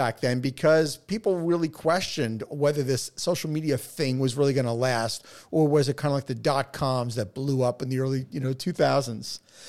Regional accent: New York, United States; accent: New York; You know, my New York accent over the last 25 years has kind of dissipated, but once I get back talking to a New Yorker and we get like, you know, we get the passion going, that's it.

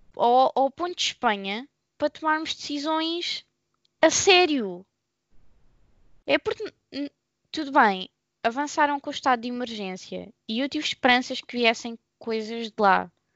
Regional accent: Portugal; Eu sou portuguesa

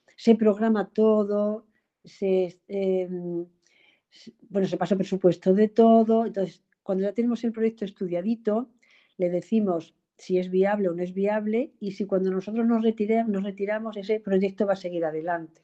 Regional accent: Extremadura, Spain; moved away as an adult; now in Madrid, Spain; que soy extremeña, venida a Madrid a estudiar y que se casó y se quedó aquí a hacer su vida.

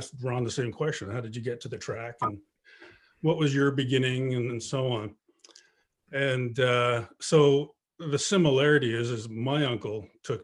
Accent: Canada; growing up in Canada, where we all played hockey and played baseball

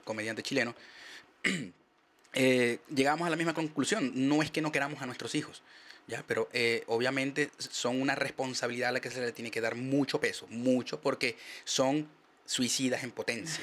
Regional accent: Maracaibo, Zulia, Venezuela; moved away as an adult; yo soy el maracucho menos regionalista que existe

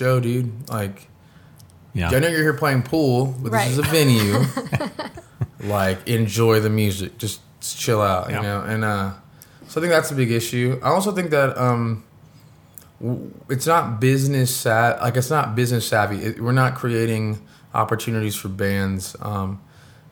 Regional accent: Oklahoma, United States; we're from Oklahoma.

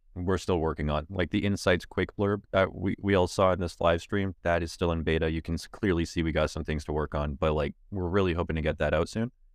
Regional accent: Canada; I'm a Canadian

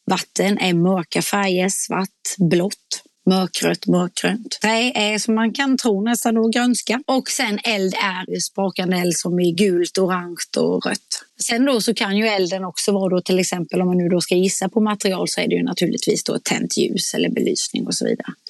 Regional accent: Småland, Sweden; accent: småländska; min småländska

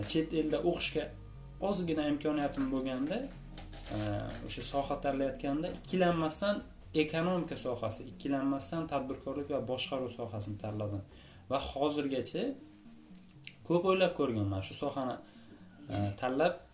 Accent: Bukhara Region, Uzbekistan; moved away as an adult; also born or lived in Tashkent, Uzbekistan; now in Latvia; chet elga o'qishga kelishimgacha bo'lgan vaqt davomida deyarli toshkentda e, buxorodan kelib

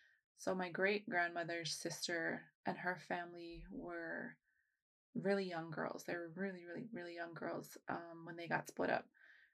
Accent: United States; born there; I was born in the States, so I'm okay to be here.

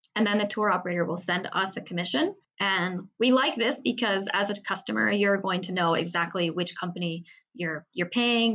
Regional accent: Seattle, Washington, United States; moved away as an adult; now in Paris, France; I'm from Seattle

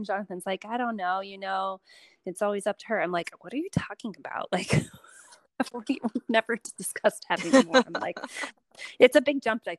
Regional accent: West Coast, United States; also born or lived in Chicago; now in New York, United States; Right. I grew up on the West

